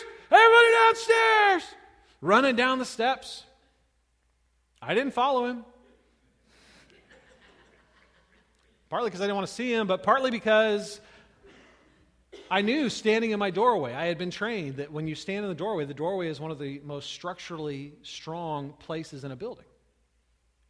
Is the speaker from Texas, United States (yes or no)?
no; California, United States; moved away; I grew up in California, where earthquakes were normal